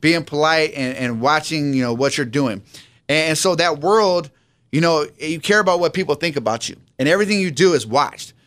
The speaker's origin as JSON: {"language": "English", "town": "San Diego", "region": "California", "country": "United States", "tie": "born or raised there", "said": "I grew up out here in San Diego"}